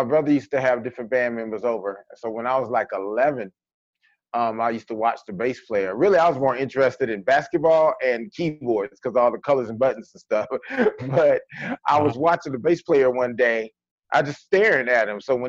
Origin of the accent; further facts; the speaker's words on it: San Bernardino, California, United States; also born or lived in Mississippi; when I was born here in California, and, you know, I grew up in the west side of San Bernardino.